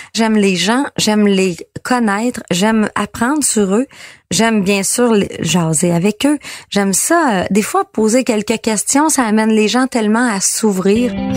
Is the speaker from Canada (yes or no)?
yes; Quebec, Canada; chez nous au Lac-Saint-Jean